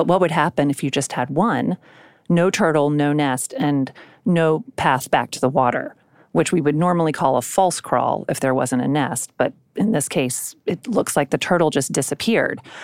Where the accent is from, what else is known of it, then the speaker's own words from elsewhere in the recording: South Carolina, United States; I grew up mostly in South Carolina